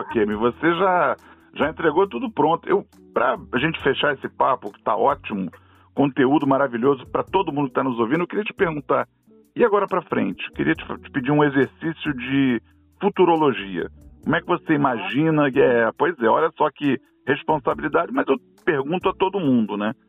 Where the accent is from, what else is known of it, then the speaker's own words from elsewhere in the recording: Rio de Janeiro, Brazil; como carioca apaixonado que sou pela cidade